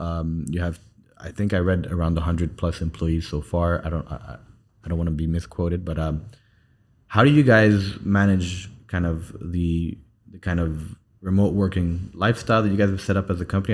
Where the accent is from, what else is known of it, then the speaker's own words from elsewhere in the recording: Saudi Arabia; now in United Arab Emirates; I spent most of my time growing up in, in, in, in Saudi, and now I'm back in the U A E.